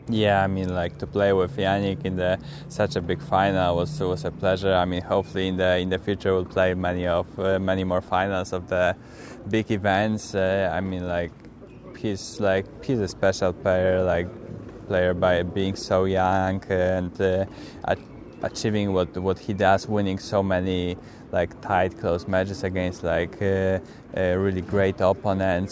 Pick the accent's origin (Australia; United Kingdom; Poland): Poland; I'm from Poland